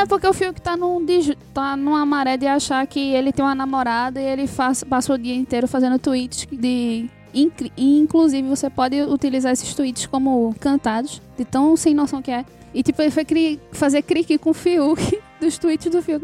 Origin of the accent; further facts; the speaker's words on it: Northeast Region, Brazil; sou do Nordeste, assim, é uma mãe nordestina